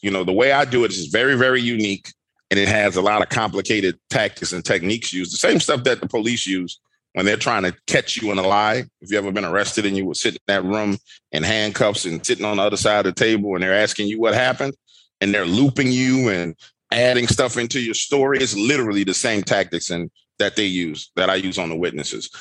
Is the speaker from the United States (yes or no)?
yes; New Orleans, Louisiana, United States; I'm born and raised in New Orleans, Louisiana